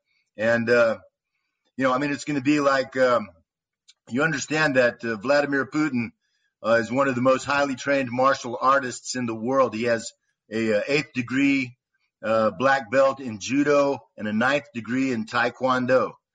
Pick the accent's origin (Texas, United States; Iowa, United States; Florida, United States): Texas, United States; Austin; moved away as an adult; now in Donbass, Ukraine; I'm from Austin, Texas.